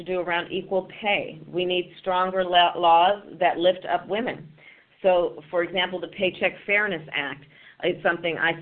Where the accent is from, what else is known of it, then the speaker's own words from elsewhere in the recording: California, United States; my home state of California